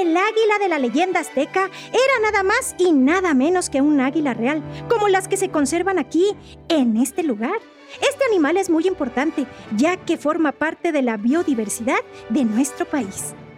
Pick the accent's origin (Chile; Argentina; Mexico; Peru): Mexico; nuestra historia como mexicanos